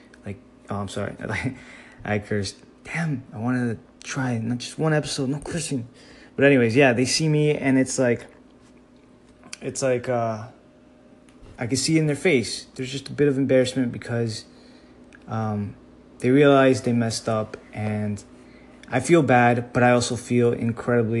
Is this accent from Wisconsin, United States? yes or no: no; Miami, Florida, United States; growing up in Miami